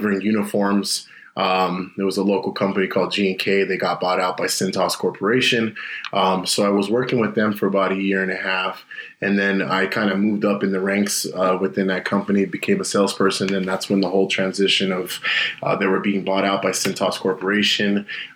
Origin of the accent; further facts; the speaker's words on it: Los Angeles, California, United States; moved away as an adult; now in Salt Lake City, United States; born and raised in the San Fernando Valley